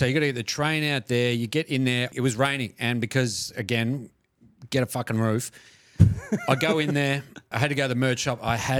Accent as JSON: {"language": "English", "town": "Melbourne", "region": "Victoria", "country": "Australia", "said": "You know, we're obviously from Melbourne"}